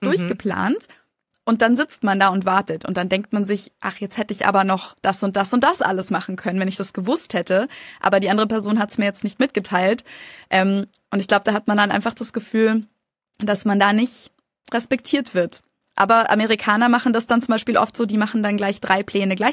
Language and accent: German; Germany; Und ich als Deutsche